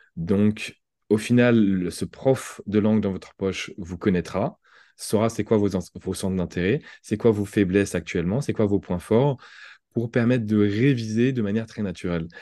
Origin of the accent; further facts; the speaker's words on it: France; accent: French; en, tant que Français